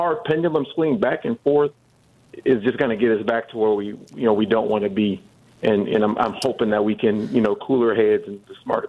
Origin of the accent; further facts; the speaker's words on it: Milwaukee, Wisconsin, United States; I'm from Milwaukee